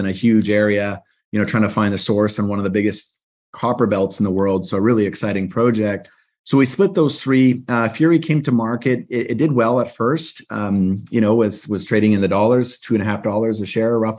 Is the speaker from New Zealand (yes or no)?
no; Canada; I'm Canadian